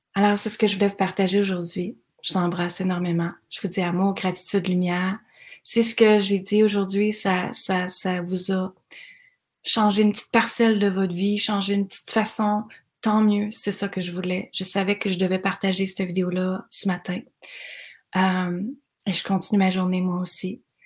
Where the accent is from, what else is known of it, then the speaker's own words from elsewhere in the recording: Granby, Quebec, Canada; dans ma région, moi je viens de Granby